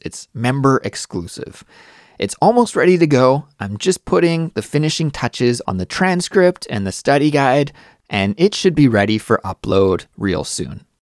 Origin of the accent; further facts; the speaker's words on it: Canada; moved away as an adult; now in Seoul, South Korea; I'm Canadian, but I live in Seoul, South Korea